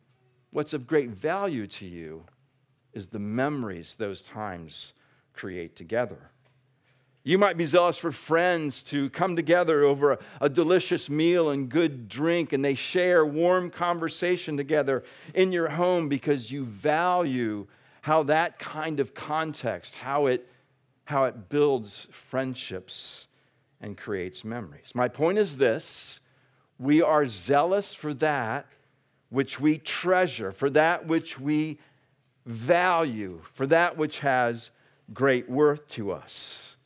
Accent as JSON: {"language": "English", "country": "Australia", "said": "It's a great thing to be a part of as an Australian."}